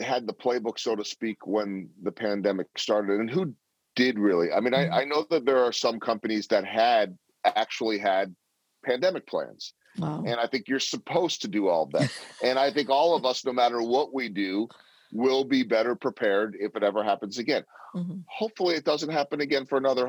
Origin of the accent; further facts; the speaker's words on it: Chicago, Illinois, United States; now in Kansas City, United States; where I grew up in Chicago